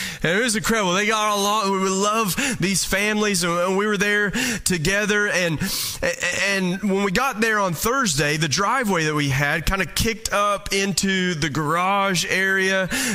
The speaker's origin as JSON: {"language": "English", "region": "Eastern Kentucky", "country": "United States", "moved": "yes", "said": "I'm from Eastern Kentucky"}